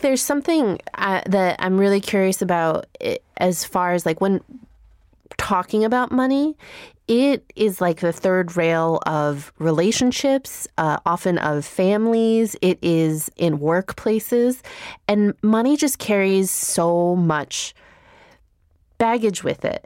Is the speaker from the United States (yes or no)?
yes; Chicago, Illinois, United States; growing up in Chicago